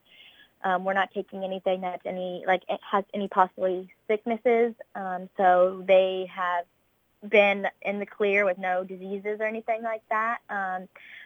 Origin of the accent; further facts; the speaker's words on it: Warren County, Illinois, United States; I'm actually from Warren County, so our main county fair is Warren County